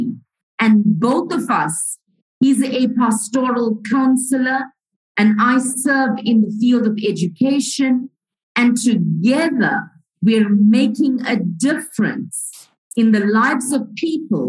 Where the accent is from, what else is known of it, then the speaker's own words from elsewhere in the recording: Port Shepstone, KwaZulu-Natal, South Africa; I was growing up in South Africa, in the province of KwaZulu-Natal, in a little town called Port Shepstone, a coastal town